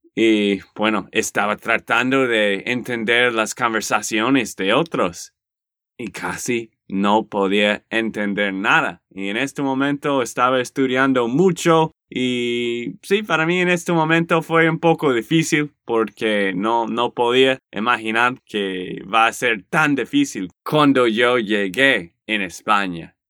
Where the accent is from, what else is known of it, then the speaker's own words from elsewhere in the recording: Texas, United States; de Texas, Estados Unidos